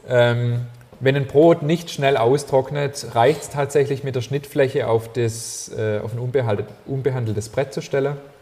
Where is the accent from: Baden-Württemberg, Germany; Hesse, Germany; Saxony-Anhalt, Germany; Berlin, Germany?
Baden-Württemberg, Germany; Ammertal, near Herrenberg; moved away; aus meiner alten Heimat, aus dem Ammertal äh, in der Nähe von Herreberg